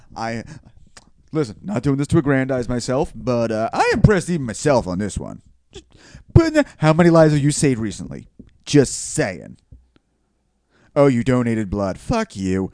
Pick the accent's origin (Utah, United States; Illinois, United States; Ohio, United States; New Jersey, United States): New Jersey, United States; Bellmawr; there's a Southern Philly Belmar, and that is where I am from.